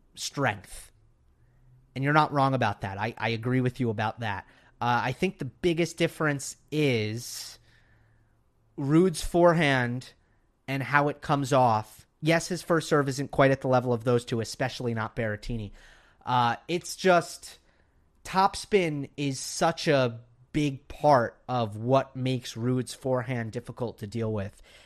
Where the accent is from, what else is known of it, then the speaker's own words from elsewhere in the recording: New York, United States; now in Los Angeles, United States; I'm from New York, for those who don't know, but I'm in L A now.